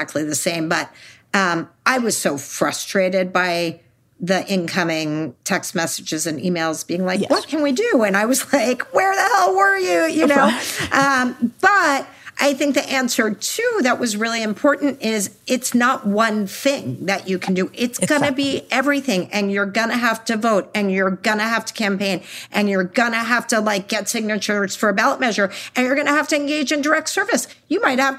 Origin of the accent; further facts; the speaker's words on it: Texas, United States; I'm from Texas